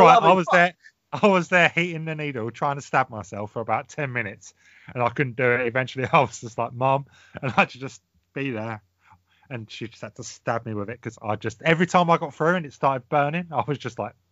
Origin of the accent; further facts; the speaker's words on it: England, United Kingdom; we're English